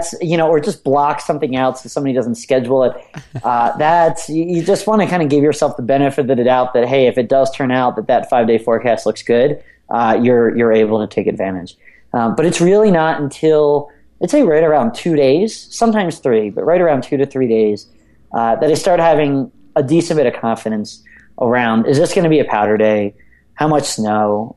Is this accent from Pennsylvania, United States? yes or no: yes; outside of Philadelphia, Pennsylvania, United States; I grew up outside of Philadelphia